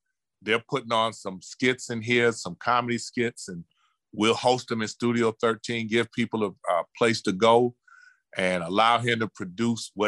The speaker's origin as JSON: {"language": "English", "town": "Cleveland", "region": "Ohio", "country": "United States", "tie": "born or raised there", "moved": "yes", "said": "I was raised in Cleveland, and the educational system was a little different"}